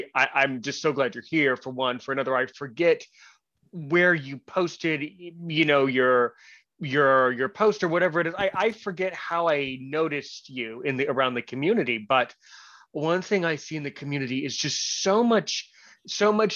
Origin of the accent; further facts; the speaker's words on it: United States; I was born in the United States somewhere